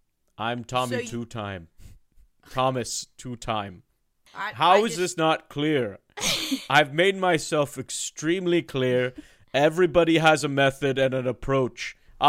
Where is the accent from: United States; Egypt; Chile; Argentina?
Chile; Santiago, Santiago Metropolitan Region; I was raised in expat in Santiago, Chile.